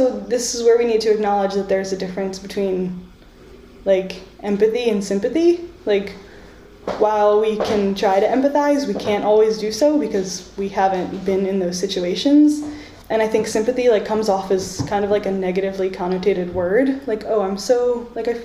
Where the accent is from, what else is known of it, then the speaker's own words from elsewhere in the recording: United States; now in Ireland; I'm a first generation American, I'm Egyptian American